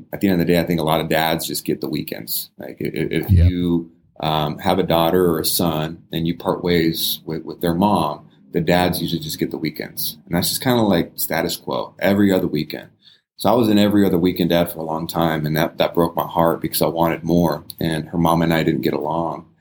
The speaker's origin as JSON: {"language": "English", "region": "California", "country": "United States", "tie": "born or raised there", "moved": "yes", "lives_now": "Las Vegas, United States", "said": "I grew up in California"}